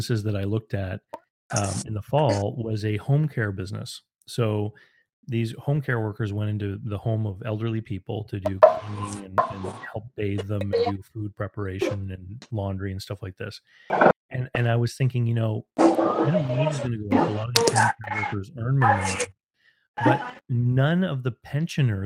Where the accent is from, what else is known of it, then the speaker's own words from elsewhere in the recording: Moncton, New Brunswick, Canada; my hometown here, where you and I live, and Moncton here